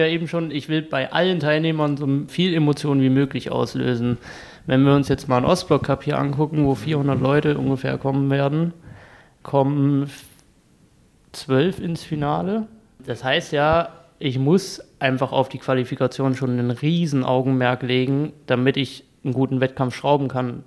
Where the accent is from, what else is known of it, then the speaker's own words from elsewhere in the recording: Kassel, Hesse, Germany; moved away as an adult; now in Dresden, Germany; Ich komme ursprünglich aus Kassel, da habe ich das auch angefangen, in der DAV-Kletterhalle